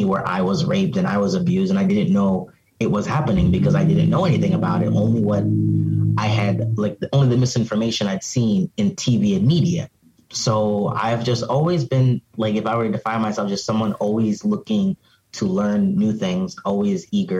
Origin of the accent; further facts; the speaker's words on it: Cameroon; also born or lived in Arizona, United States; now in Philadelphia, United States; So, I'm from Cameroon. My parents, you know, my brothers, I'm a first generation born in America, but I went to boarding school in Cameroon. And then I came back here.